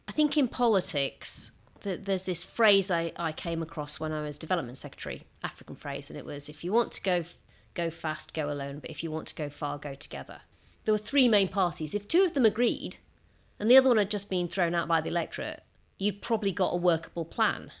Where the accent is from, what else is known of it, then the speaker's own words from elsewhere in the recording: Rotherham, Yorkshire and the Humber, United Kingdom; communities like the one I grew up in in Rotherham